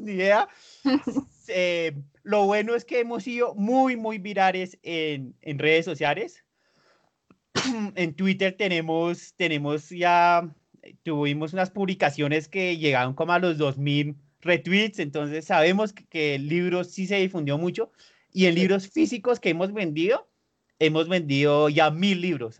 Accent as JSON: {"language": "Spanish", "region": "Bogotá", "country": "Colombia", "also_born_or_lived": "Mexico City, Mexico", "accent": "súper bogotano", "said": "usted sí es demasiado, demasiado bogotano, tiene un acento súper bogotano"}